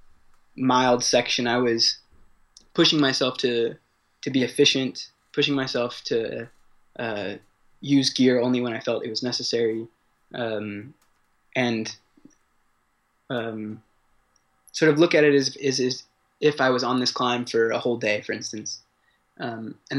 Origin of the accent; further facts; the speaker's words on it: San Diego, California, United States; moved away as an adult; now in Paris, France; I was born in San Diego, California, and grew up there. I've been living in Paris for the last 3 years